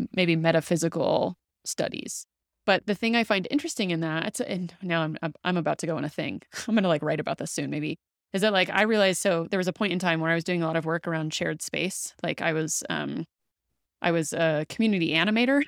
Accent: the South, United States; I grew up in the South and I say that really loosely because my family wasn't really um, practicing Christianity, but like I was living in the South

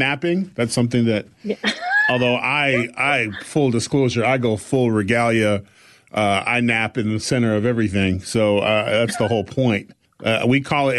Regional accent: California, United States; I'm from California

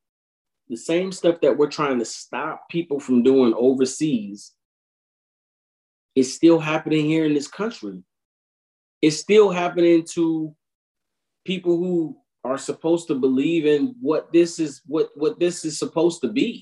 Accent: United States; we're American

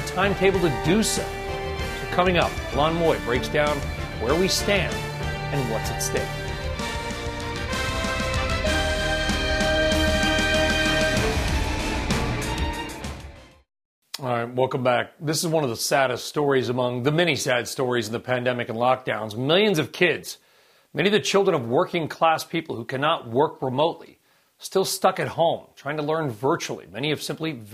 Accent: Los Angeles, California, United States; also born or lived in Gardena / Torrance / Long Beach; I'm a kid of the L.A. public school system. I was born in Gardena, lived in Torrance, and then Long Beach.

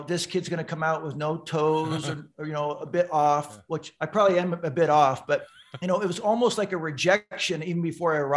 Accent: San Diego, California, United States; I grew up in San Diego, which is right next to a little town known as Tijuana.

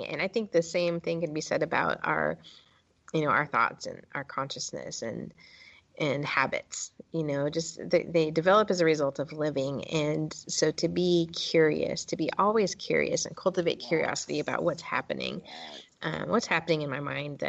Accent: California, United States; I'm from California. My family's from California and from generations from New Mexico

